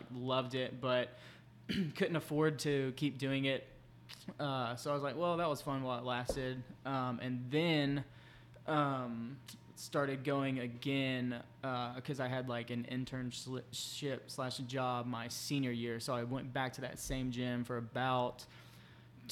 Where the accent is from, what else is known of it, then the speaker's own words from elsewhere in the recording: Birmingham, Alabama, United States; I grew up here in Birmingham, Mountain Brook specifically. I've been here my whole life.